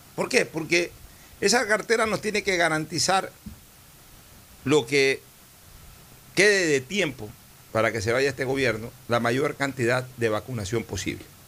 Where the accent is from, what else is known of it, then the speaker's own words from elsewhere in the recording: Ecuador; como ecuatoriano